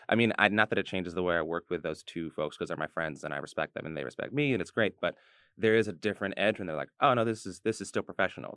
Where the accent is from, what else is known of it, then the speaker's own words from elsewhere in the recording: New York City, New York, United States; I was from New York